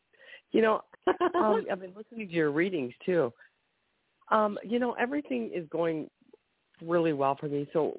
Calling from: Ohio, United States; I'm from Ohio.

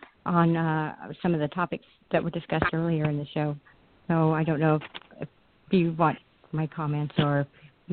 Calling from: Southern California, United States; I'm calling from Southern California.

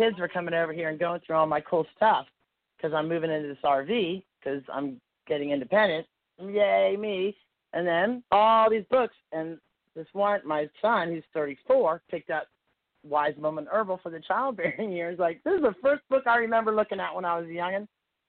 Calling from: Nashville, Tennessee, United States; We are praising you from Nashville, Tennessee.

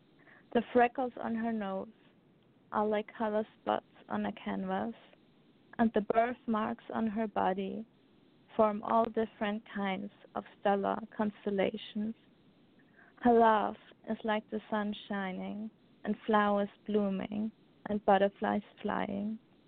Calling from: Austria; From Austria.

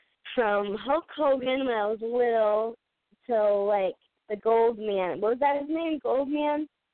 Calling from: New Bedford, Massachusetts, United States; I'm calling from New Bedford, Mass.

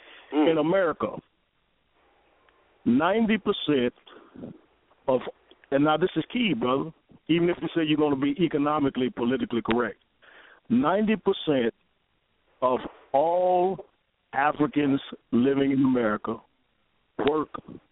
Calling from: Michigan, United States; I'm calling from Michigan.

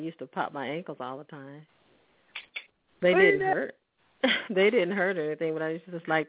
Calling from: Little Rock, Arkansas, United States; I'm calling from Arkansas.

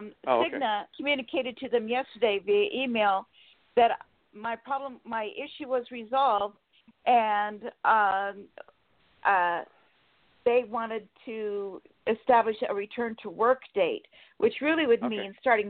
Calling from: Sacramento, California, United States

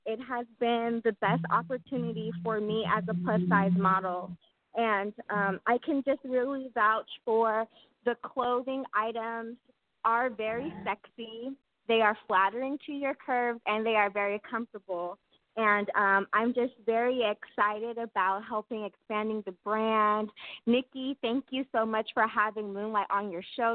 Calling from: Sacramento, California, United States; I'm calling from Sacramento, California.

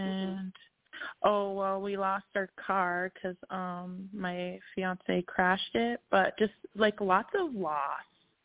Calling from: Minnesota, United States; I'm calling from Minnesota, too.

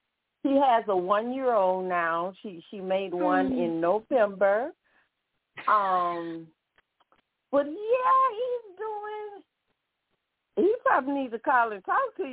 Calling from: Baton Rouge, Louisiana, United States; From Baton Rouge.

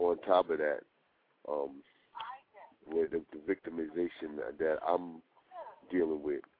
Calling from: New York City, New York, United States; I'm calling from Brooklyn.

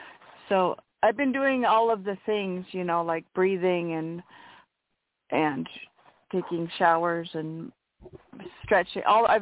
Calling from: Washington, United States; From Washington State.

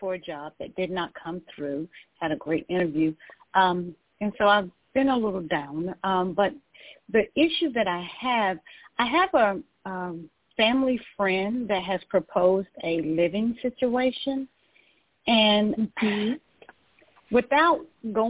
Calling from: Georgia, United States; I'm calling from Georgia.

